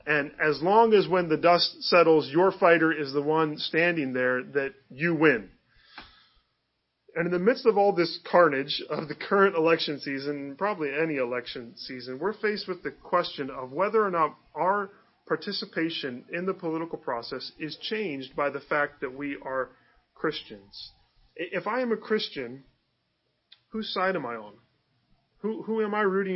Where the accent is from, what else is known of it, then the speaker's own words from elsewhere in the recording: Northeast Ohio, United States; moved away as an adult; also born or lived in Chicago; I grew up in Northeast Ohio